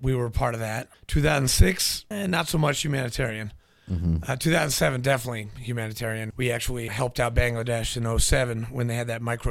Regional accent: New Hampshire, United States; also born or lived in Nashville, Tennessee; I was born in Nashville, grew up in New Hampshire, went to boarding school

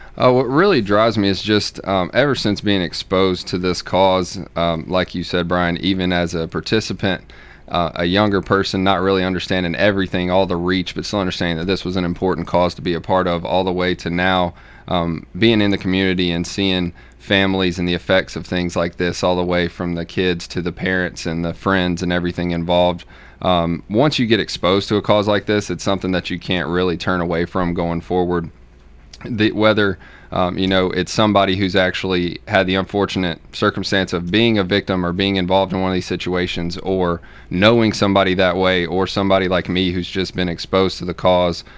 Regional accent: Middle Tennessee, United States; also born or lived in Knoxville, Tennessee / Memphis, Tennessee; I grew up here in Middle Tennessee

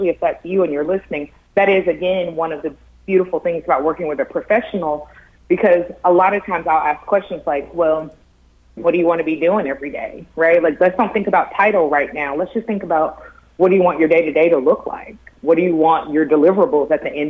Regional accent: Tennessee, United States; I'm from Tennessee, went to the University of Tennessee

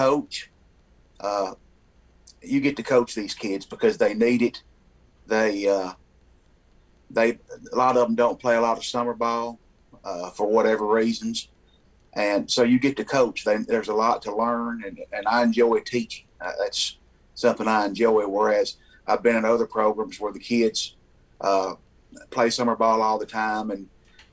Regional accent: United States; accent: Southern; I've lived here my whole life, and of course, you can tell by my accent, I'm from here.

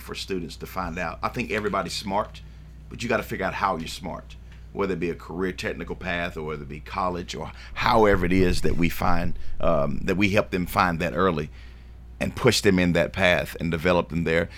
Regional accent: Shelbyville, Tennessee, United States; also born or lived in Davidson County, Tennessee; now in Rutherford County, United States; I grew up in Shelbyville, Tennessee

